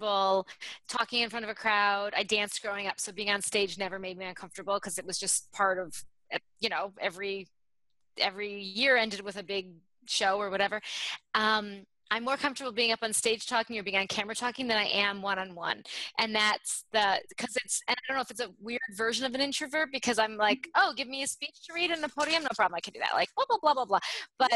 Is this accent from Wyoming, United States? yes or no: no; Michigan, United States; also born or lived in New York / Chicago; now in New Jersey, United States; I grew up in Michigan